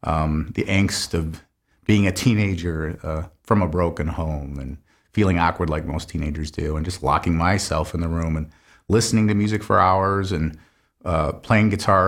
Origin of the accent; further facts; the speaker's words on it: Grand Blanc, Michigan, United States; Grand Blanc.